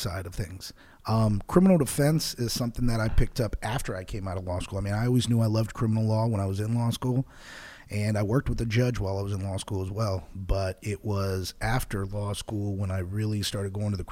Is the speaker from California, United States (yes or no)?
no; Houston, Texas, United States; also born or lived in Missouri City, Texas / New Territory, Texas; I grew up here in Houston, Texas. Well, actually, here in Fort Bend. I'm a Fort Bend brat